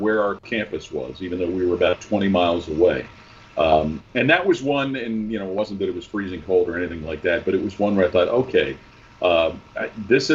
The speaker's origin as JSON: {"language": "English", "town": "Cincinnati", "region": "Ohio", "country": "United States", "tie": "born or raised there", "said": "I grew up in Cincinnati"}